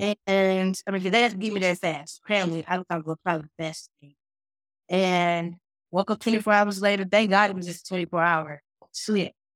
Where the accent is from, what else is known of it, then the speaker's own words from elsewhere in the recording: Fort Worth, Texas, United States; also born or lived in Dallas, Texas; I was born in Parkland Memorial, but then by the time I was at one or two, I was already adopted out Fort Worth